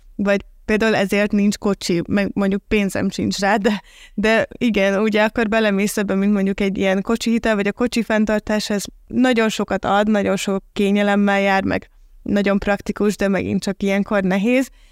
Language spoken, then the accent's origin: Hungarian; Hungary; moved away; also born or lived in Budapest; én is ugye vidéki vagyok